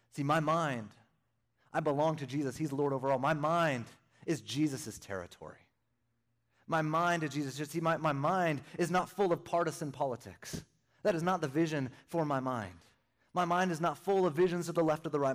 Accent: Northern California, United States; moved away; also born or lived in Arizona; born and raised in Northern California

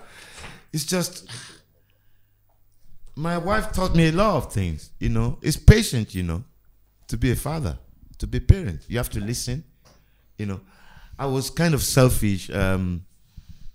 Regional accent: Lagos, Nigeria; also born or lived in Agege / New York; now in England; growing up in Nigeria

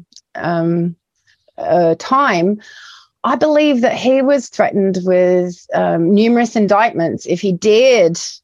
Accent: New Zealand; also born or lived in United Kingdom; I'm in a British person as well as a Kiwi

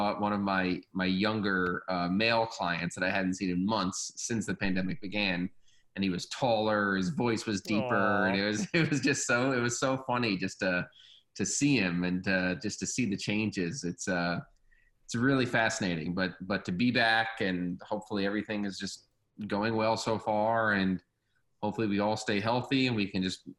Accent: New York, United States; New York.

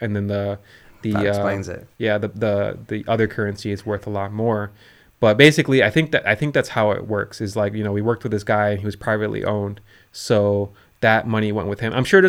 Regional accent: Chicago, Illinois, United States; born there; I was born in Chicago.

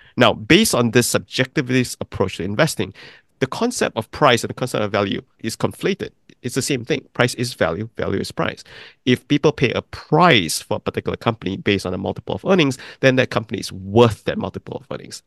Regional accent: Malaysia; moved away as an adult; also born or lived in Oxford, England / New York City; I'm from Malaysia, but my grandparents actually came from China and migrated to Malaysia. So I grew up in a country that was very different from theirs.

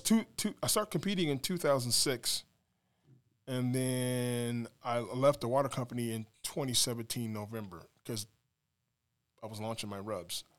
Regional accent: Des Moines, Iowa, United States; I'm from Des Moines, Iowa, cornfed, Midwest boy.

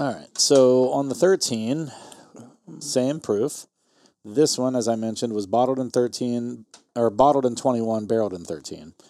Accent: southeastern Ohio, United States; where I grew up in southeastern Ohio

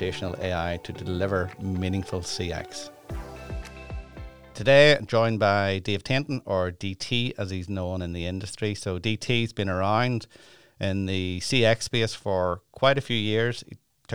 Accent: Ireland; being from Ireland

